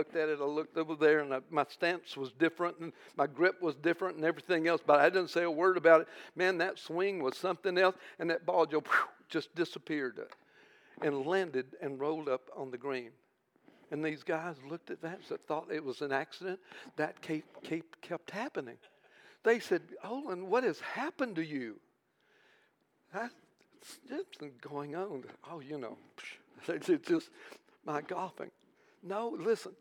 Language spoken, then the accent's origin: English; United States; we're from America